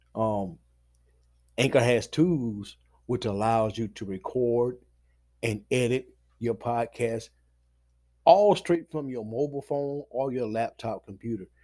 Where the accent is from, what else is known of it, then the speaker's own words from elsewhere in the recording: Batesburg-Leesville, South Carolina, United States; my hometown of Batesburg and Leesville